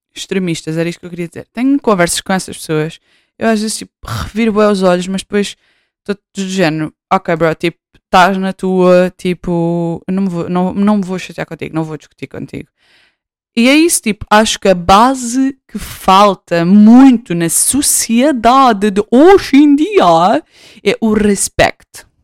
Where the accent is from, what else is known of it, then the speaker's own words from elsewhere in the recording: Portugal; voltei para Portugal em 2019